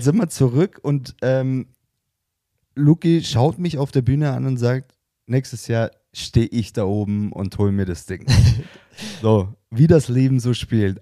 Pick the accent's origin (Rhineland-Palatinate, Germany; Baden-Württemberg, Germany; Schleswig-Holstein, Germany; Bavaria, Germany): Bavaria, Germany; bei uns in Bayern